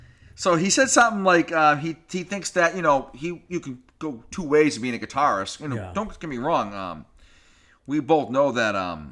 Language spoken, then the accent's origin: English; Pittsburgh, Pennsylvania, United States; We're from Pittsburgh.